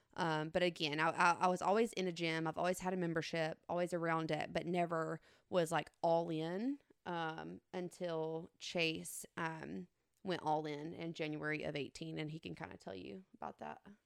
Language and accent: English; Elba, Alabama, United States; I'm from Elba, small, small town